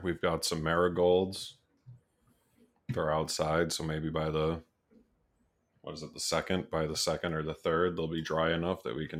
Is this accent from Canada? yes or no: yes; Canada; We are Canadian, but we're not big maple syrup people.